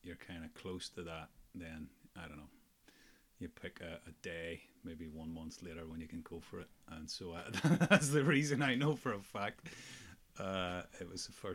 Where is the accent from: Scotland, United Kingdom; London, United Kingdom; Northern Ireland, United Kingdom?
Northern Ireland, United Kingdom; Ulster; accent: Ulster (implied)